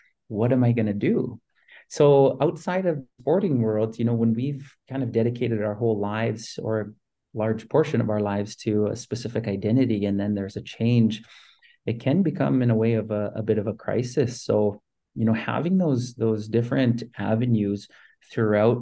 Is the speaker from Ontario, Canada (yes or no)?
no; Saskatoon, Saskatchewan, Canada; as a kid growing up in Saskatoon